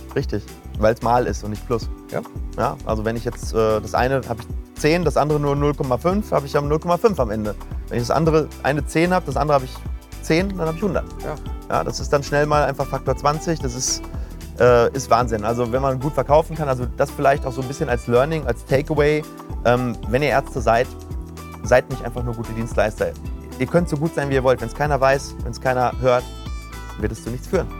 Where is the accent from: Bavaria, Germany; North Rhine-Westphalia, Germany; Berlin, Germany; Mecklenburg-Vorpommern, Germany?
North Rhine-Westphalia, Germany; Ruhr area; Wir kommen aus dem Ruhrgebiet